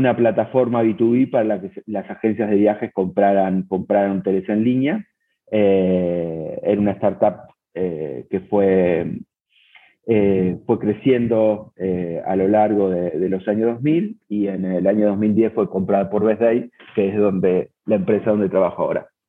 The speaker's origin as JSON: {"language": "Spanish", "region": "Buenos Aires", "country": "Argentina", "tie": "born or raised there", "moved": "as an adult", "lives_now": "Cancún, Mexico", "said": "soy argentino, nací en Buenos Aires, pero desde hace ocho años vivo en México, en la ciudad de Cancún"}